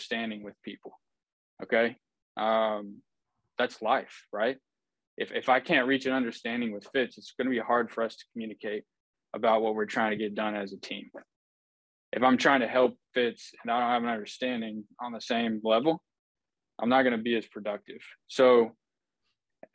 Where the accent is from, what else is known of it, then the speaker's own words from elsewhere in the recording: Houston, Texas, United States; I am from Houston, Texas